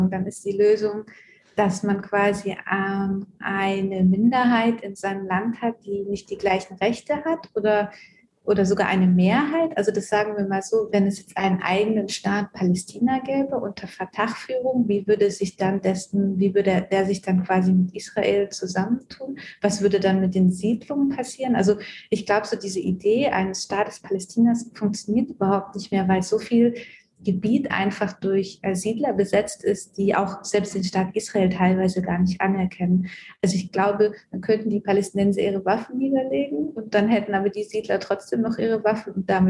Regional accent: Germany; das ist meine Aufgabe als Deutsche, als dritte Generation Deutsche, als ähm, Deutsche, deren Großeltern im äh, Holocaust involviert waren

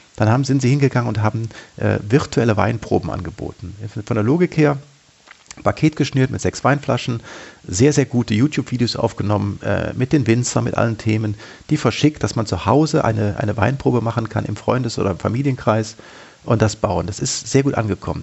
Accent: Germany; ich habe mich als Deutscher, als Bundesbürger

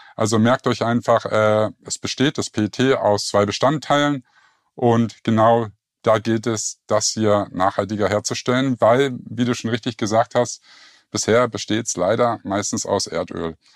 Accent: Berlin, Germany; moved away as an adult; now in Lake Constance, Germany; ursprünglich komme ich aus Berlin

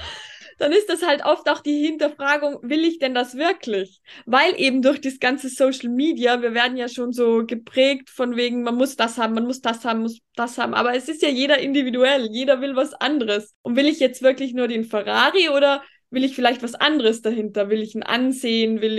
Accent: Tyrol, Austria; wie es bei uns in Österreich, wenn man jetzt auf die Ernährung zum Beispiel geht. Ich fühle mich in Tirol zum Beispiel als eine von den einzigen, die sich pflanzlich vollwertig ernährt

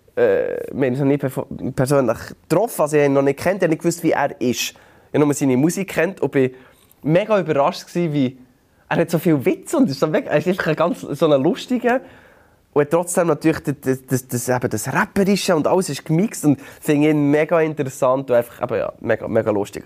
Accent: Bern, Switzerland; bei uns in Bern

